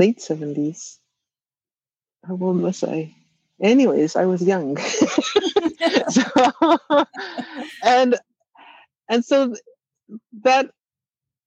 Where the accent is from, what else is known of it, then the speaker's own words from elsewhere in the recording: Wagmatcook, Cape Breton Island, Nova Scotia, Canada; first language Mi'kmaq; also born or lived in Boston; I was lucky enough to grow up in Wego'oma with my language and my culture